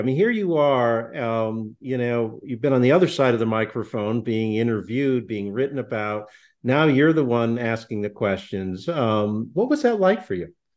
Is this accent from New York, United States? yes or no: no; Connecticut, United States; I'm from Connecticut